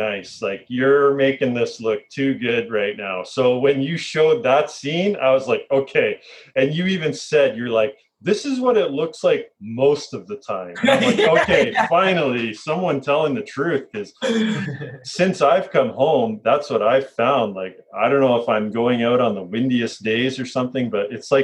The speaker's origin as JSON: {"language": "English", "town": "Leamington", "region": "Ontario", "country": "Canada", "tie": "born or raised there", "said": "my hometown, Leamington, across the lake, was referred to as the sun parlor"}